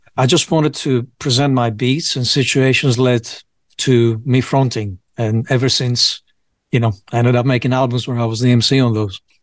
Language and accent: English; Piraeus, Attica, Greece; moved away as an adult; also born or lived in United Kingdom; I grew up in Greece mostly